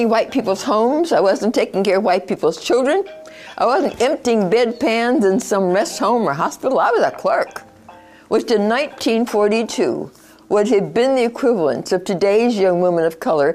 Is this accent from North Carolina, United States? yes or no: no; Oakland, California, United States; also born or lived in New Orleans, Louisiana; a Cajun Creole child growing up in Oakland, East Oakland, where I had arrived in the year 1927 as a six-year-old.